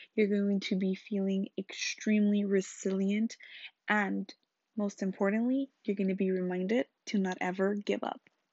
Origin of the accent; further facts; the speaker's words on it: Los Angeles, California, United States; I grew up in Salsa Anchoa, L A.